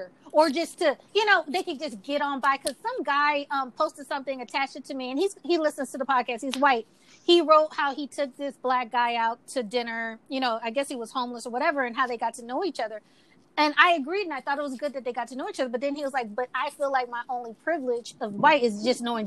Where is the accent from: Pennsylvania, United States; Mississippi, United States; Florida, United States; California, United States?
Mississippi, United States; I was raised in Mississippi